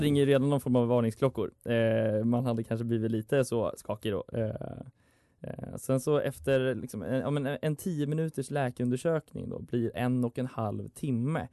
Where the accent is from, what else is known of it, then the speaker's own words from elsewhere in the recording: Dalarna County, Sweden; moved away; min lokaltidning hemma i Dalarna